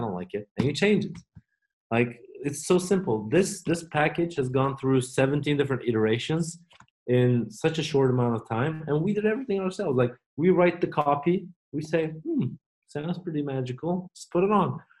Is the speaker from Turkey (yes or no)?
yes; Turkey; now in Oregon, United States; we are from Turkey